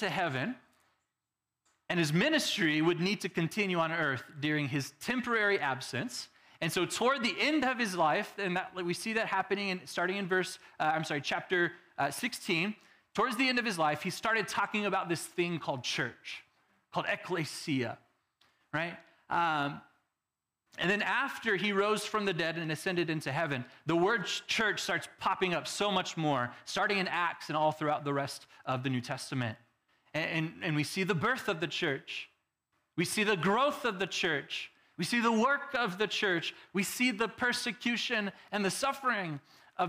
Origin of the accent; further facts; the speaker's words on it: Texas, United States; now in Arizona, United States; I'm from Texas